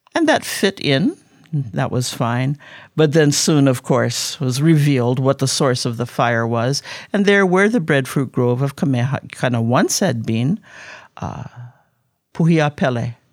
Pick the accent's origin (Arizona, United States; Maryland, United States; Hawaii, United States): Hawaii, United States; Honolulu; also born or lived in Kona, Hawaii; I was born in Kona, but I was raised up on Oahu in Kaimuki on Eighth Avenue